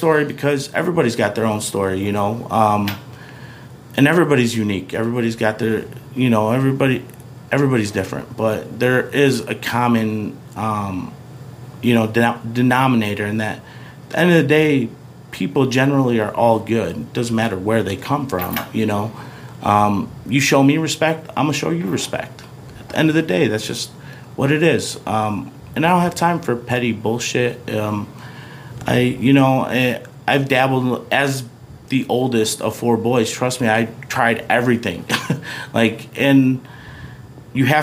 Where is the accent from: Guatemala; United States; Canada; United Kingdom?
United States; Des Plaines, Illinois; also born or lived in Jerusalem, Palestine / New York / Lombard, Illinois; Where I grew up in Des Plaines, Maine East was awesome